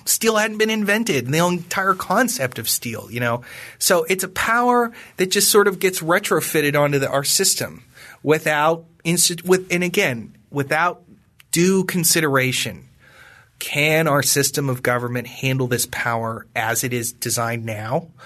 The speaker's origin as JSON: {"language": "English", "region": "Western Pennsylvania", "country": "United States", "said": "I come from, I come from Western Pennsylvania, which was the home of the Whiskey Rebellion, and that's sort of in my bones and in my blood"}